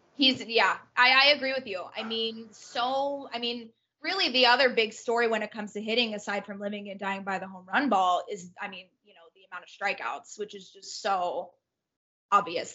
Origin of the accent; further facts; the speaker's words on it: Orange County, California, United States; born and raised in Orange County, California